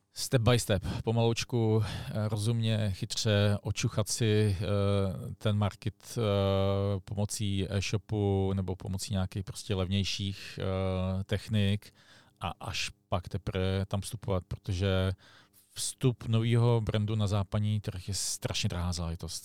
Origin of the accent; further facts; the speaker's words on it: Prague, Czechia; já jsem sice z Prahy